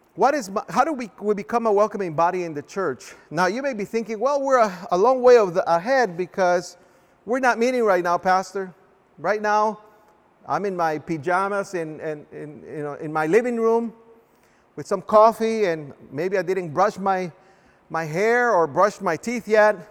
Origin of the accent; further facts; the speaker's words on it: Guatemala; now in United States; I was born in a small little country called Guatemala